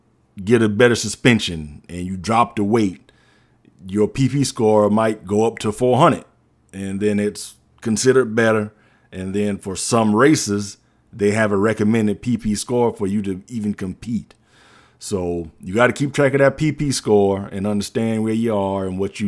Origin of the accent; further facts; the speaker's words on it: South Carolina, United States; but I'm from the Low Country, y'all know what I'm talking about